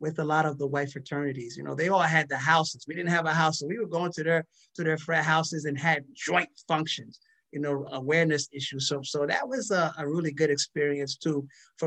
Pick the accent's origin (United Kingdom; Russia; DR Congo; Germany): DR Congo; moved away; I was born in Zaire